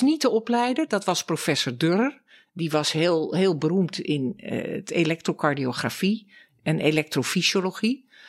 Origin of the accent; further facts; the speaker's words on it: Laren, North Holland, Netherlands; now in Amsterdam, Netherlands; Ik ben geboren in Laren, in het Gooi. Uit een erfgooiersfamilie, zoals dat heet